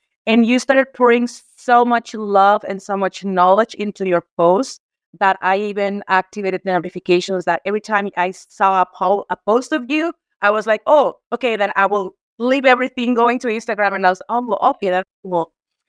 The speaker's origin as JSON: {"language": "English", "country": "Mexico", "said": "I am from Mexico. I am a 41-year-old woman, single mom"}